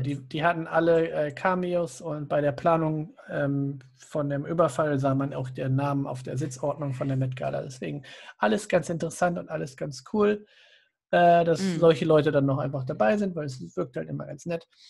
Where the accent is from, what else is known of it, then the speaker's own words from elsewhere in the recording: Germany; für uns als Deutsche